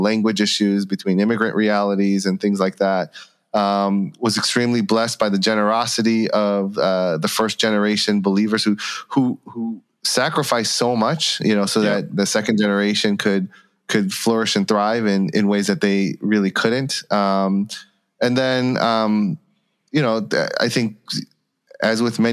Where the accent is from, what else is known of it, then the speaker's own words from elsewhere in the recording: Chicago, Illinois, United States; I was born and raised in Chicago